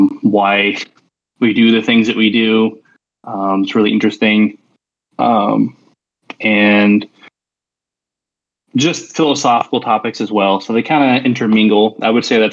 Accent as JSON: {"language": "English", "region": "Arizona", "country": "United States", "said": "I'm 33. I'm from Arizona, the United States."}